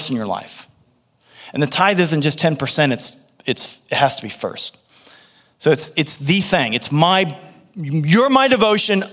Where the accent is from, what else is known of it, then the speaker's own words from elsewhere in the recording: United States; I was born in the United States